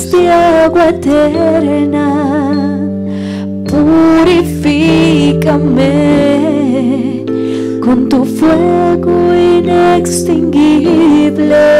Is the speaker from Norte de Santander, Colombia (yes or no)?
yes; Pamplona, Norte de Santander, Colombia; les contamos que somos de Pamplona, norte de Santander, pertenecemos a la zona nororiente